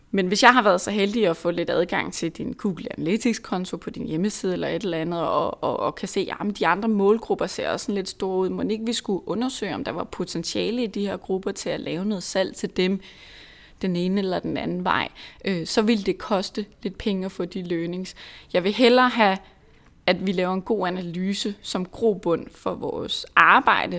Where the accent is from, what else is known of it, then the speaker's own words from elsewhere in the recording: Lolland, Zealand, Denmark; nu er jeg selv fra Lolland, og mine forældre bor langt ude på landet